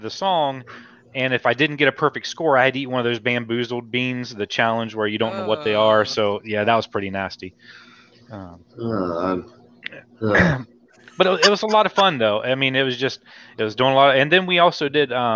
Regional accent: Ohio, United States; I'm from Ohio

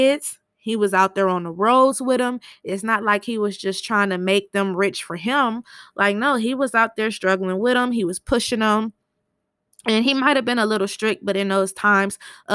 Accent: Michigan, United States; I was born in Michigan

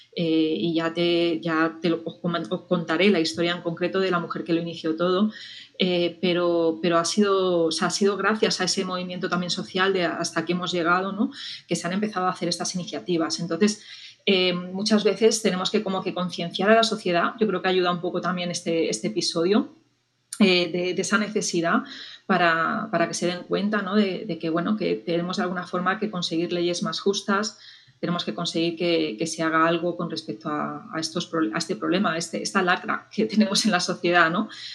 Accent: Spain; en mi país

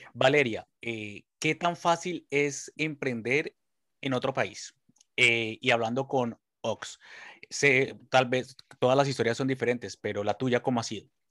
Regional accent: Colombia; now in Spain; yo soy colombiano

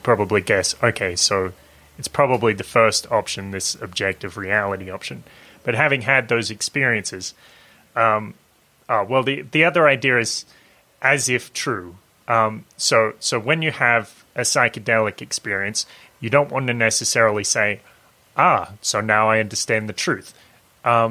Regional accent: Lorne, Victoria, Australia; I'm in my hometown. I'm in Lorne

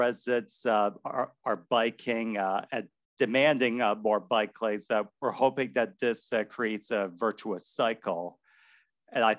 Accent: Moncton, New Brunswick, Canada; now in Toronto, Canada; I was growing up in Moncton, New Brunswick

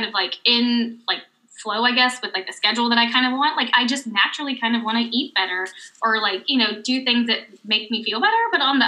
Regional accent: the South, United States; moved away; we grew up in the South

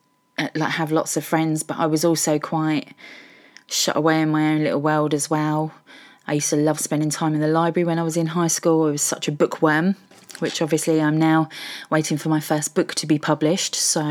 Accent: Welwyn Garden City, East of England, United Kingdom; now in Norwich, United Kingdom; I'm originally from Hertfordshire, Welwyn Garden City, Hertfordshire Hedgehog.

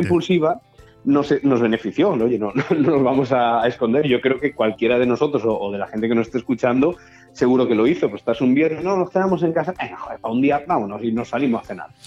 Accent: Galicia, Spain; now in Benidorm, Spain; yo como buen gallego

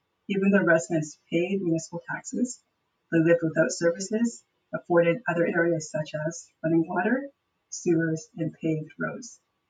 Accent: Nova Scotia, Canada; I grew up in Nova Scotia, and the Black population that has been there for 300 plus years.

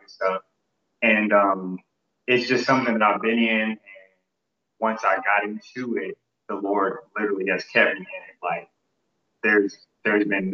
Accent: Indianapolis, Indiana, United States; I am from Indianapolis, Indiana.

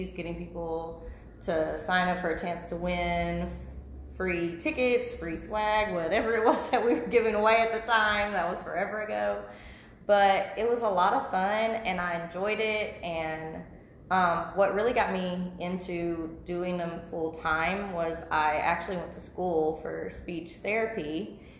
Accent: De Queen, Arkansas, United States; I'm originally from DeQueen, Arkansas

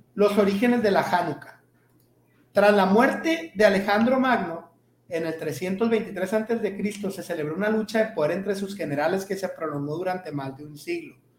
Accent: northern Mexico, Mexico; nosotros, como buenos norteños

